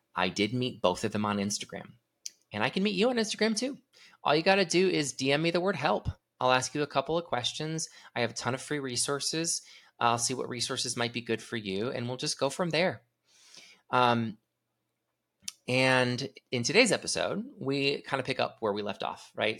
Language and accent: English; California, United States; Tim likes to make fun of me for being so Cali